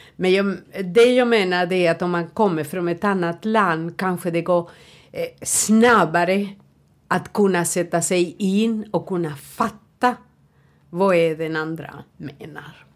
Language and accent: Swedish; Uruguay; Swedish is a second language; moved away as an adult; now in Sweden; jag kommer från Uruguay.